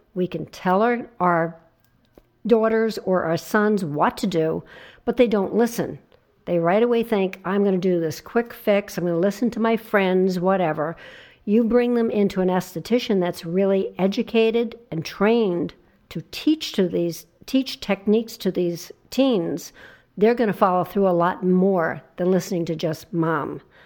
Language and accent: English; New Jersey shore, United States; I grew up on the New Jersey shore